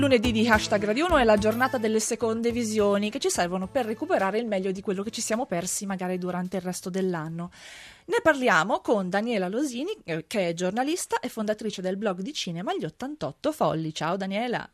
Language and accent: Italian; Friuli-Venezia Giulia, Italy; da dove vengo io in Friuli